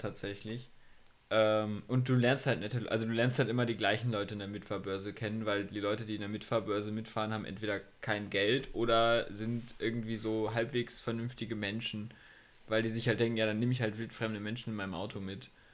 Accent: village near Lübeck, Schleswig-Holstein, Germany; moved away; ins Dorf neben dem Kuhkaff wollte, in dem meine Eltern wohnen, also das Elternhaus von mir ist

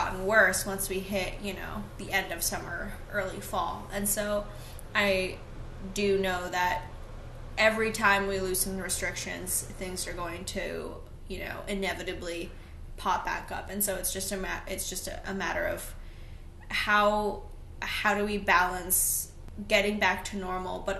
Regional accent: Maine, United States; I'm from Maine

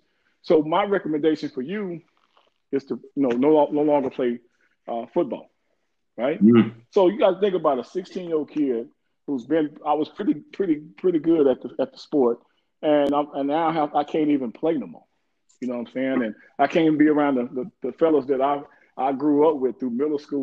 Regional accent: Waco, Texas, United States; I'm from Waco, Texas

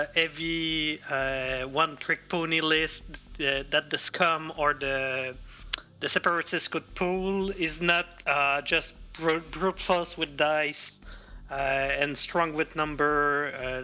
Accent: Montreal, Quebec, Canada; I'm from Montreal

